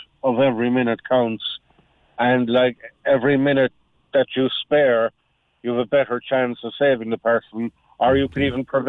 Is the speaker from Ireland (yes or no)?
yes; Munster, Ireland; when I moved up from West Cork, it wasn't something that we knew a lot of down there, but since I moved up here, it seems to be kind of like a norm